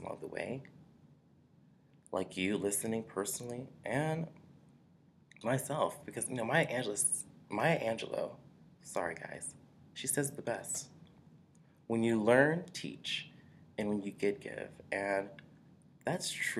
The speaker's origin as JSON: {"language": "English", "town": "Washington", "region": "District of Columbia", "country": "United States", "said": "I'm from Washington, D.C."}